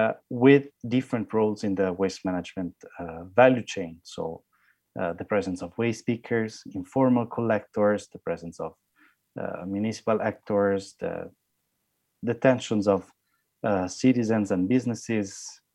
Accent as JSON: {"language": "English", "country": "Italy", "second_language": "English", "said": "I'm from Italy, and the size of Lebanon is the size of one of the smallest regions in Italy."}